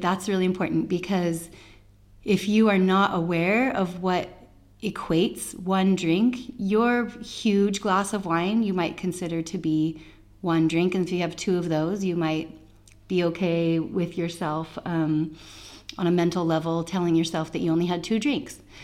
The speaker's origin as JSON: {"language": "English", "country": "United States", "said": "I'm an American"}